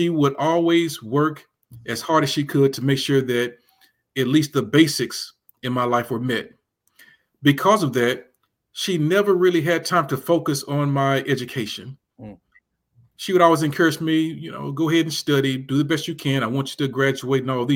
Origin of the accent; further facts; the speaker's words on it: Memphis, Tennessee, United States; moved away as an adult; it was a very interesting time in many respects to grow up in Memphis. Born in 1971